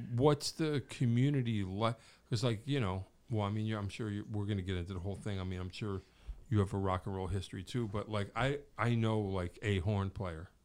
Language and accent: English; Wallingford, Connecticut, United States; where I grew up in Wallingford, in the area